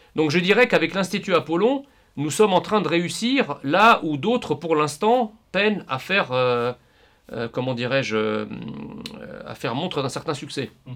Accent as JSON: {"language": "French", "country": "France", "said": "nous voulons continuer de vivre en tant que Français en France."}